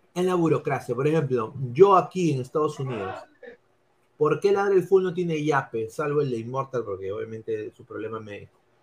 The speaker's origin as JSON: {"language": "Spanish", "region": "Lima", "country": "Peru", "moved": "yes", "said": "no vivo en Lima ahora, pero sí, sí soy limeño y obviamente quiero lo mejor para Lima"}